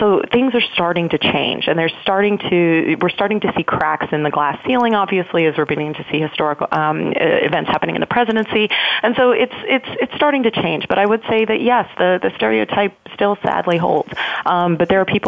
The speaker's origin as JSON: {"language": "English", "town": "Washington", "region": "District of Columbia", "country": "United States", "lives_now": "Silicon Valley, United States", "said": "I'm coming from Washington, D.C. and have been living in the Valley now for about 3 years."}